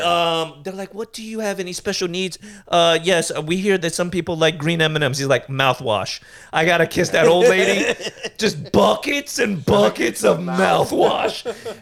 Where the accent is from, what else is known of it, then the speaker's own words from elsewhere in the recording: New York City, New York, United States; cause I grew up in Brooklyn around some like legit like Rastafarites